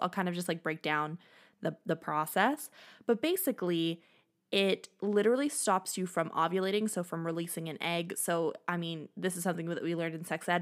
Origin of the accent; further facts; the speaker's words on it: Canada; I am Canadian